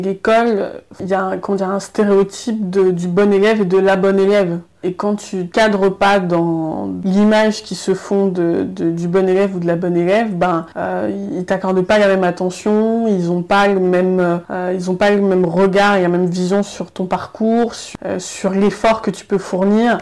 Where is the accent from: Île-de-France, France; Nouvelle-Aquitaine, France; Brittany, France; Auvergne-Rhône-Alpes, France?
Île-de-France, France; Noisy-le-Grand; born or raised there; also born or lived in Paris